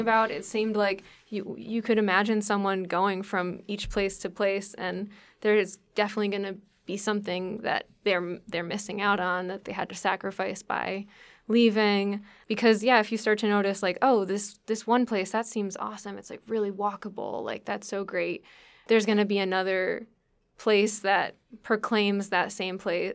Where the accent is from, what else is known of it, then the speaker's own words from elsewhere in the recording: Connecticut, United States; even though it was my home state and it was the same state that my parents lived in and that I had been living